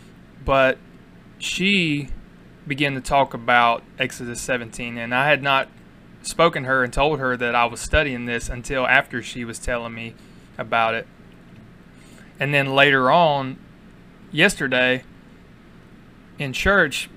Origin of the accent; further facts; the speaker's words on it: United States; we are proud and we are American